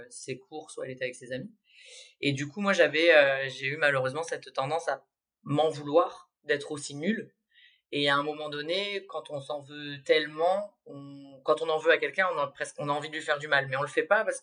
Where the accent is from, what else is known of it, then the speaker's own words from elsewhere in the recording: Nouvelle-Aquitaine, France; C'est vrai que comme j'ai grandi dans les Landes, et qu'il